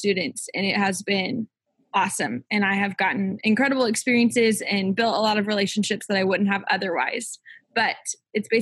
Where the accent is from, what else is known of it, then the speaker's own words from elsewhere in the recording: Edmond, Oklahoma, United States; moved away as an adult; I am from Edmond, Oklahoma, which is a suburb of Oklahoma City.